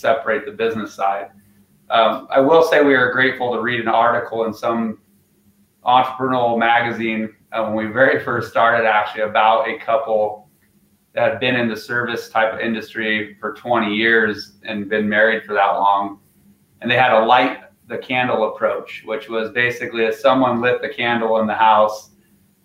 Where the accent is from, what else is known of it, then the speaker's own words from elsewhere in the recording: Craig, Colorado, United States; also born or lived in Arizona; we started in Craig, which is where I grew up